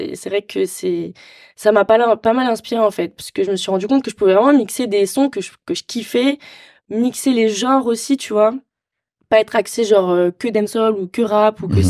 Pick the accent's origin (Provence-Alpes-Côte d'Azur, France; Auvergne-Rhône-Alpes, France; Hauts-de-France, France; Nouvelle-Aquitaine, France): Provence-Alpes-Côte d'Azur, France; Marseille; j'ai grandi à Marseille